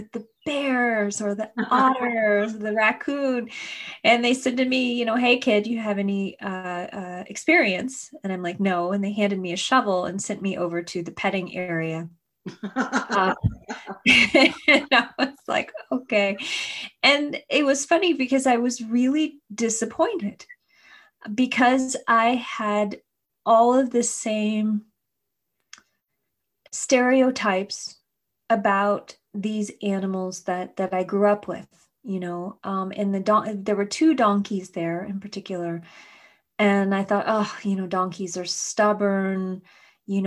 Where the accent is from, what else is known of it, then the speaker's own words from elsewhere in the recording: Kentucky, United States; my childhood growing up in Kentucky